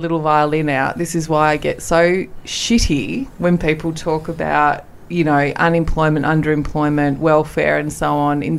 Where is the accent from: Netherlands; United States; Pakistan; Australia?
Australia; Merredin, Western Australia; moved away; So, rural Western Australia. Dad's family mainly grew up in Perth, in the suburbs of Perth, but I grew up in a little town called Meriden.